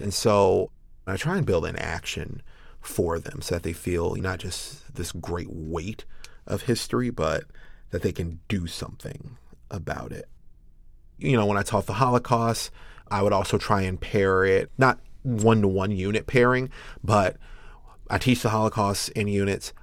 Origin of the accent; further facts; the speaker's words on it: Chicago, Illinois, United States; I'm a Chicago boy through and through